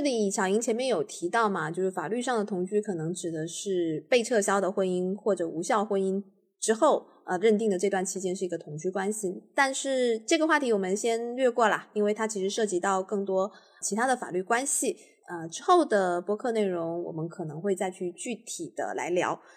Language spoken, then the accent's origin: Chinese; Xiamen, Fujian, China; 因为我也是厦门人